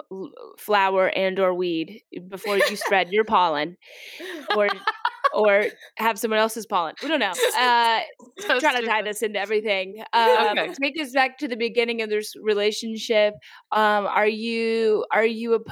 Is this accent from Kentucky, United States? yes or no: yes; Kentucky, United States; moved away as an adult; also born or lived in South Carolina; I grew up in Kentucky, never had allergies, and then went to college in South Carolina